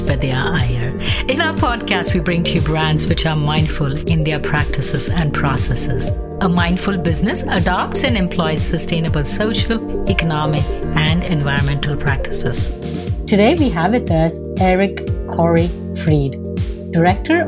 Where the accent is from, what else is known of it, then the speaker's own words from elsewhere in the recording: India; moved away as an adult; now in United States; I grew up in India where even today there are electricity shortages and load shedding